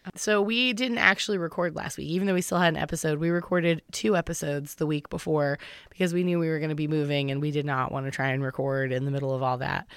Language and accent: English; the South, United States; moved away; I had central air growing up in the South